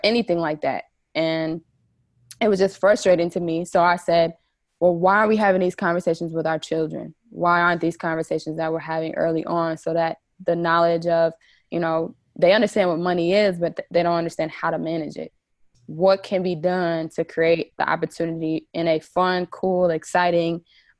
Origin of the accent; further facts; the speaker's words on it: New Jersey, United States; I'm originally from New Jersey.